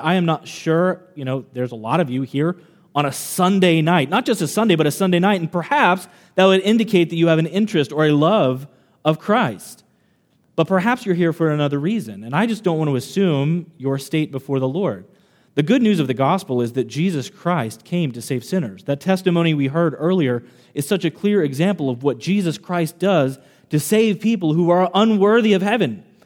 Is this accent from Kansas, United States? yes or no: yes; Kansas, United States; now in Long Island, United States; I'm not originally from Long Island. I grew up in Kansas